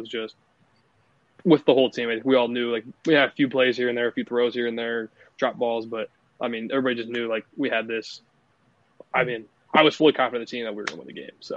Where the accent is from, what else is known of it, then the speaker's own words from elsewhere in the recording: Council Bluffs, Iowa, United States; growing up in Council Bluffs in the Omaha area